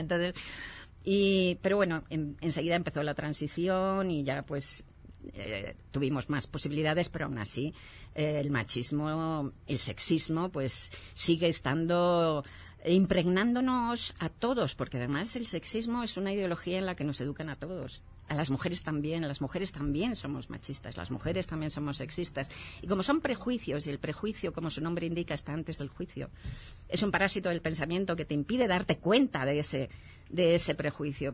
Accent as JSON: {"language": "Spanish", "town": "Madrid", "region": "Community of Madrid", "country": "Spain", "said": "yo soy de Madrid"}